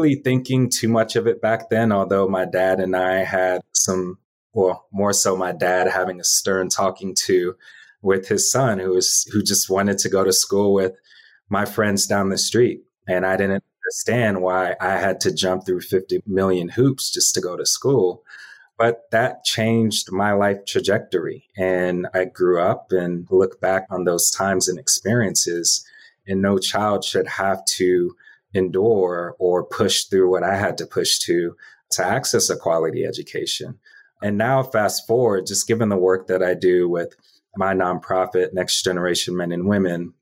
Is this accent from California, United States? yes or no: no; DeKalb County, Georgia, United States; also born or lived in Southeast Atlanta; I grew up in DeKalb County, about 30 minutes east of here